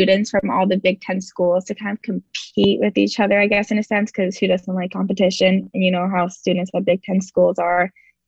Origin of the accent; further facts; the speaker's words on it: New Jersey, United States; moved away as an adult; now in Wisconsin, United States; I'm from New Jersey